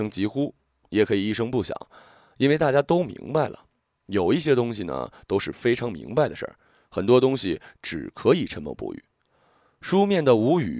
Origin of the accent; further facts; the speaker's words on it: Hong Kong; 第一，呃，大家都懂，怕老婆，这是我们香港人常说的。